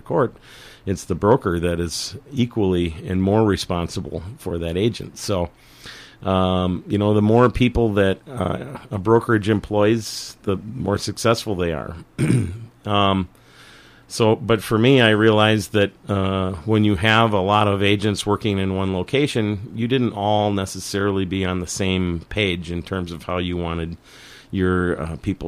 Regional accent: Saint Paul, Minnesota, United States; now in Northfield, United States; I grew up in Highland Park

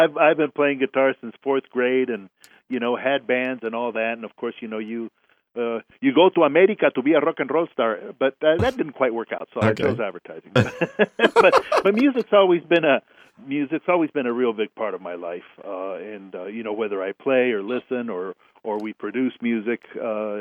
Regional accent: Mexico City, Mexico; now in Houston, United States; I was born in Houston, but, you know, my mom's side of the family was all from Baytown, and my dad's side of the family was all from Mexico City, but I was raised in Mexico City

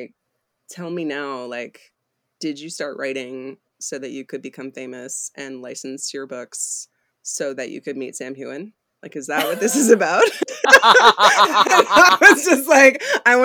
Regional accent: Sarnia, Ontario, Canada; I was at Sarnia Christian School, which is a grade school in my hometown

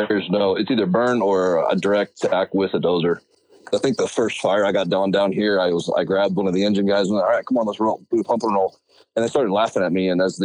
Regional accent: Central Texas, United States; moved away as an adult; also born or lived in California / Montana; now in Louisiana, United States; I'm from Central Texas originally.

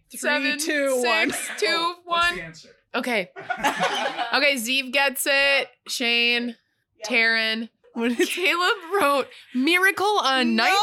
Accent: Schaumburg, Illinois, United States; I am from Schaumburg.

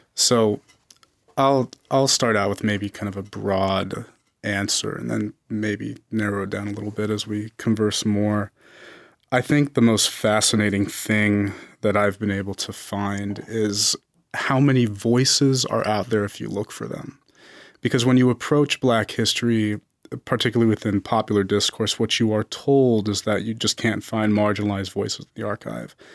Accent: Las Vegas, Nevada, United States; I was born and raised in Las Vegas

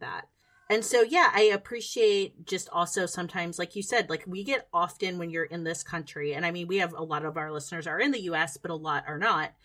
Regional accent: United States; being American

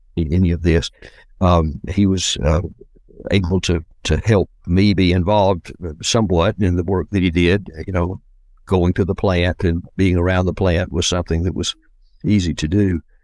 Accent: Decatur, Georgia, United States; also born or lived in Atlanta, Georgia; I grew up near Atlanta in the uh, suburban area known as Decatur, Georgia

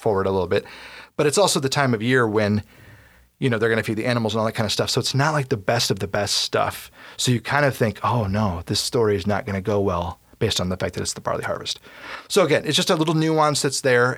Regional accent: United States; as an American reader slash listener

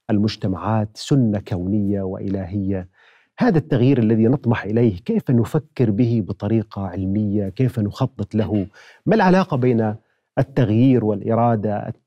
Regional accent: Jordan

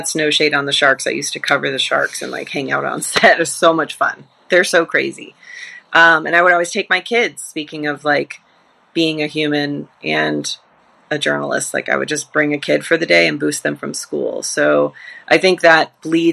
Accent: New Hampshire, United States; the University of New Hampshire in my home state

